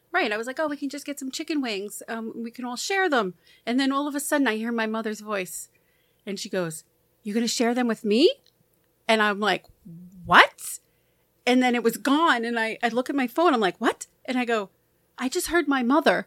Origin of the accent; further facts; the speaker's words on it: New York, United States; I'm from New York